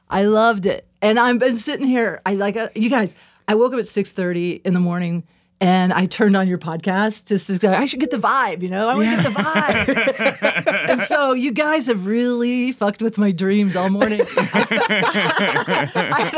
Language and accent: English; the Ozarks, United States; now in Denver, United States; I was raised in the Ozarks, and it's very conservative.